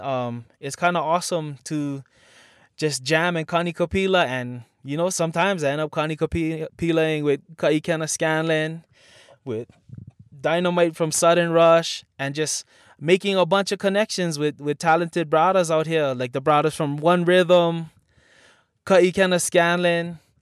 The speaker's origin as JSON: {"language": "English", "town": "Makaha", "region": "Hawaii", "country": "United States", "tie": "born or raised there", "said": "growing up in Makaha."}